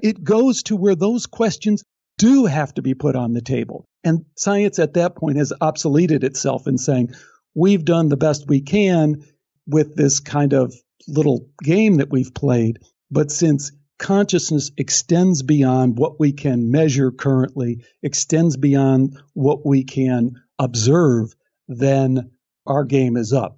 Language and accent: English; Chicago, Illinois, United States; I'm from Chicago